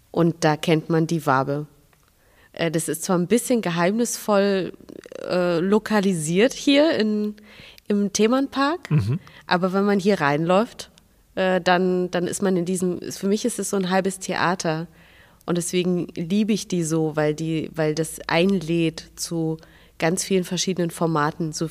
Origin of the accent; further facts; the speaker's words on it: Minsk, Belarus; habe mir angewöhnt, immer zu sagen, ich komme aus Russland, weil das viel, also die Gespräche